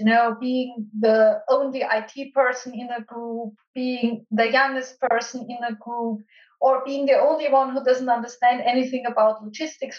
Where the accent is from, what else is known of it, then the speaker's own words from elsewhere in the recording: Austria; my home country in Austria